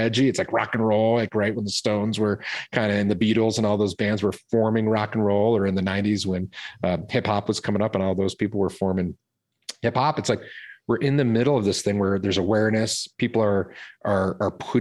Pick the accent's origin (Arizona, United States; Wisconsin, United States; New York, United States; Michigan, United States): Michigan, United States; Detroit; also born or lived in California; now in Boulder, Colorado, United States; I grew up in Detroit, Michigan.